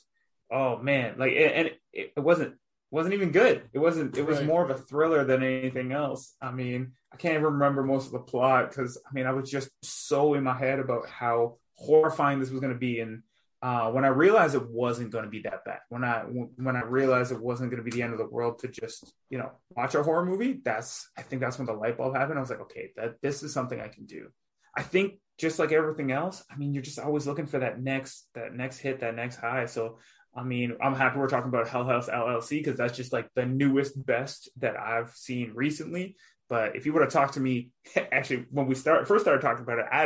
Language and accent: English; Toronto area, Ontario, Canada; born or raised there; also born or lived in Northwest Territories